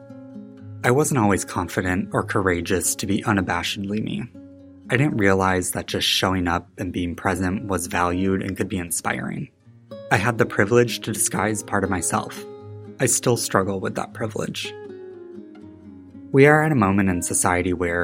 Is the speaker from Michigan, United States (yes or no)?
yes; West Michigan, United States; moved away as an adult; now in Chicago, United States; Growing up in West Michigan